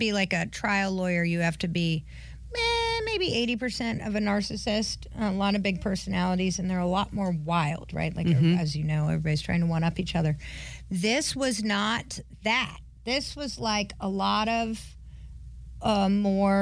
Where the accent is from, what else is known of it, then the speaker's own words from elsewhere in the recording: North Carolina, United States; I grew up skiing in North Carolina